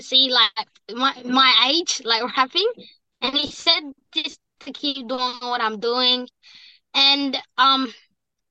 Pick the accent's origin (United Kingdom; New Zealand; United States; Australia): Australia; Perth, Western Australia; I'm from Perth, Western Australia, and my mob is Noongar.